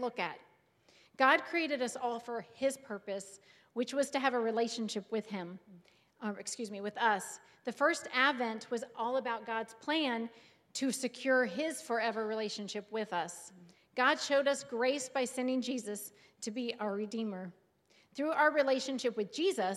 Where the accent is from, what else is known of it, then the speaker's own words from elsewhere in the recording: Cincinnati, Ohio, United States; moved away as an adult; now in Sandusky, United States; My husband and David and I grew up in the Cincinnati, Ohio area